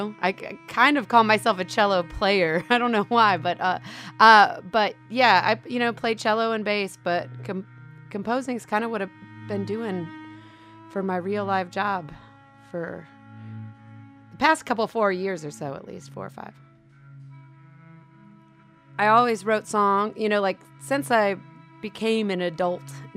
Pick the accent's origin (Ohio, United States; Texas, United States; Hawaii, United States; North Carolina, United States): Ohio, United States; Cleveland; moved away as an adult; also born or lived in Athens, Georgia; I grew up in Cleveland, Ohio